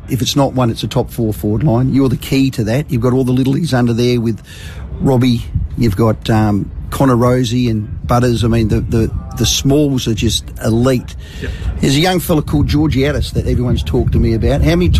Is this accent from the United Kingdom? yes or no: yes; Wales, United Kingdom; I'm Welsh, and when the national anthem is sung before the rugby in Cardiff, the damn roof comes off.